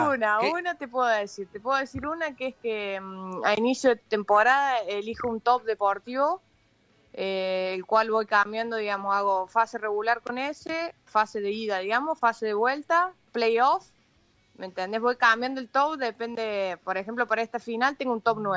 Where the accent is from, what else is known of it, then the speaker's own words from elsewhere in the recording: Córdoba, Argentina; accent: Cordoban; y tonada de cordobesa que tengo, eh, siempre antes del partido escucho hip hop.